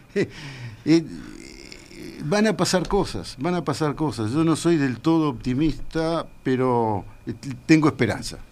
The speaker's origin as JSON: {"language": "Spanish", "country": "Uruguay", "said": "soy uruguayo"}